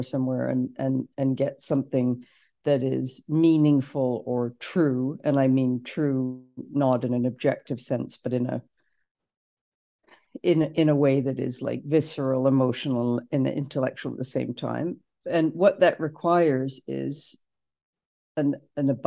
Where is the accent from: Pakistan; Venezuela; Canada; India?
Canada; we're from Canada